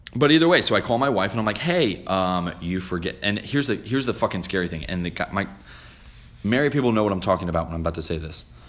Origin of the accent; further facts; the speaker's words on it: New Jersey, United States; I'm from Jersey